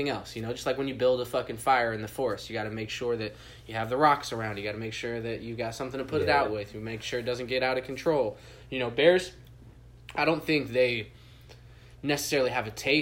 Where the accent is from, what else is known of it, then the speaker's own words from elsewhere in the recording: California, United States; moved away; When I was a kid, I grew up in California